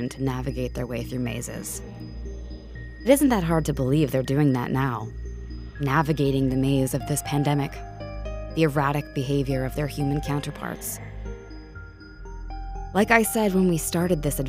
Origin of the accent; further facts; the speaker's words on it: New York, United States; as a New Yorker